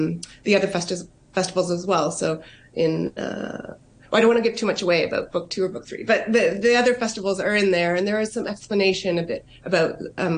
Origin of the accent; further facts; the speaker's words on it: Canada; moved away as an adult; now in Hong Kong; Growing up in Canada, you know, I was mixed. My mom's Taiwanese and my dad's Hungarian.